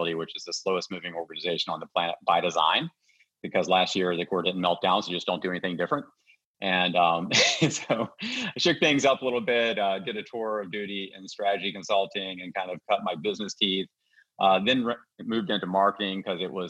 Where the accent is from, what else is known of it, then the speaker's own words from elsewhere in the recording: West Virginia, United States; moved away; my home state of West Virginia. And I grew up in the, you know, 70s and 80s.